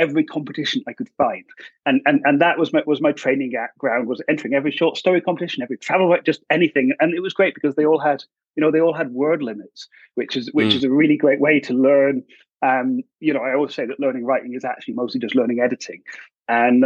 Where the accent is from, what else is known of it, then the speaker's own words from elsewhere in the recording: Edinburgh, Scotland, United Kingdom; moved away as an adult; also born or lived in Glasgow; I'm from Edinburgh originally, and then I went to study medicine in Glasgow